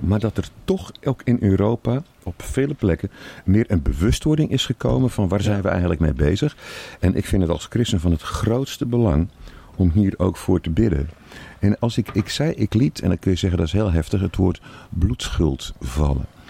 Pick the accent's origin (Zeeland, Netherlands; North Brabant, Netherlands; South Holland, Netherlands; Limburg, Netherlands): Zeeland, Netherlands; ik kom uit Zeeland